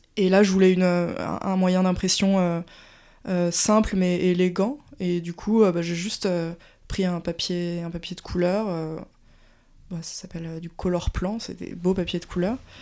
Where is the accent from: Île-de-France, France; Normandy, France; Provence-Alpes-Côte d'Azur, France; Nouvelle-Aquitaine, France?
Île-de-France, France; Paris; also born or lived in Strasbourg; je suis née à Paris et ça fait du coup 30 ans que j'y vis, sauf mon temps à Strasbourg